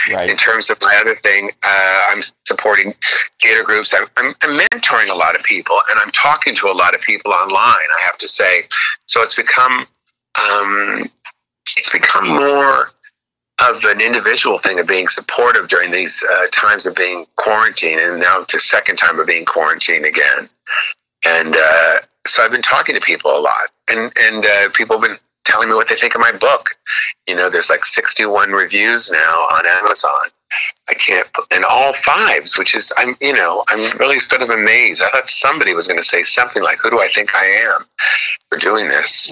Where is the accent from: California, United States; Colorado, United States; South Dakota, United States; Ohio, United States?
California, United States; Los Angeles; moved away as an adult; also born or lived in Bronx, New York; I lived in Los Angeles my whole life until uh, nine months ago